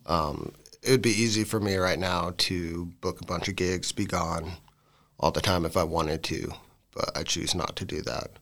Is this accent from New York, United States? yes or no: no; Gillette, Wyoming, United States; moved away as an adult; now in Lander, United States; I'm from Gillette originally and moved up to Lander probably nine years ago.